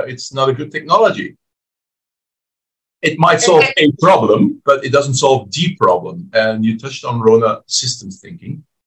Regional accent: Belgium; my home country of Belgium

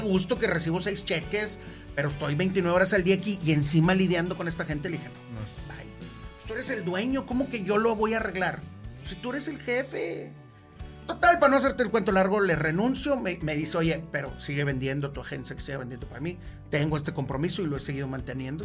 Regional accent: Monterrey, Nuevo León, Mexico; siempre he sido regiomontano, aquí vivo, aquí voy a vivir toda mi vida, me encanta mi pueblo.

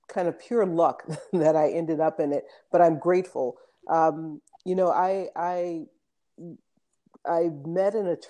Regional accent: Los Angeles, California, United States; moved away as an adult; also born or lived in Hawaii; now in Oakland, United States; I grew up in the West Hollywood area of Los Angeles, went to undergrad there

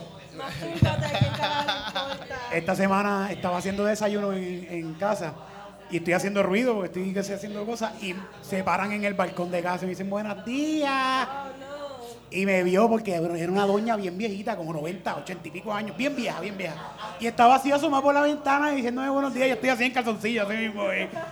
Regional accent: Puerto Rico; en el polvorín de donde yo soy

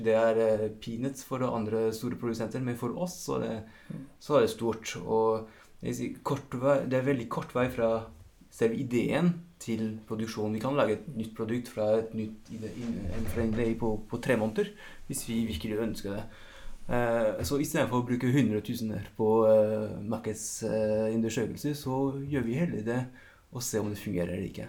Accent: France; accent: French; Norwegian is a second language; moved away as an adult; now in Norway; jeg har faktisk jo bodd like lenge i Norge som i Frankrike. Aksenten blir ikke helt borte

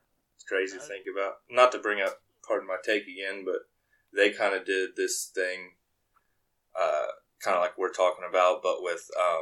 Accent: United States; maybe this is just me being stupid American

